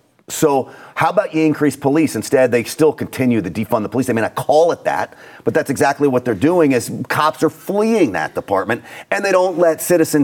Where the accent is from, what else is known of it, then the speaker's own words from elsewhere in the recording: New York City, New York, United States; moved away; So I grew up in and around New York City.